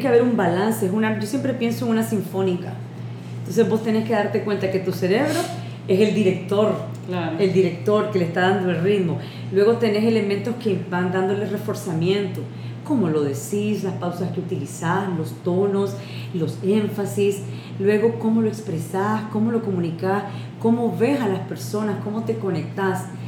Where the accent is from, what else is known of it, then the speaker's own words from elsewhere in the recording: Nicaragua; ¿y de dónde soy de Nicaragua?